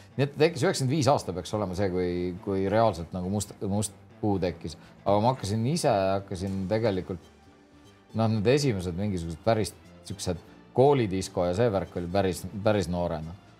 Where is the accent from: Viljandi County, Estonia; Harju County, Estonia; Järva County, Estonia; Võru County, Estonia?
Harju County, Estonia; Tallinn; ikka Tallinnas